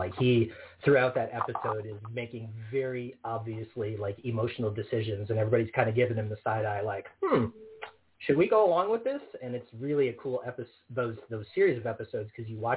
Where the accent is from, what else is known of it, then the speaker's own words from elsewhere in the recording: Northwest Illinois, United States; not too far from my hometown in Northwest Illinois.